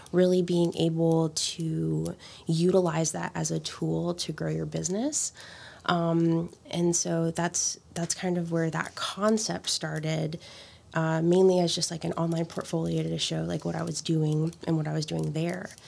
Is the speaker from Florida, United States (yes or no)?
yes; Miami, Florida, United States; I'm from Miami originally.